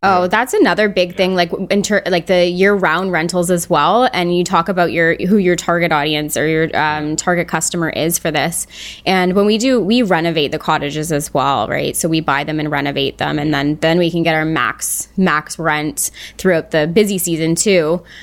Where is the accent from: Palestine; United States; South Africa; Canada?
Canada; as a Canadian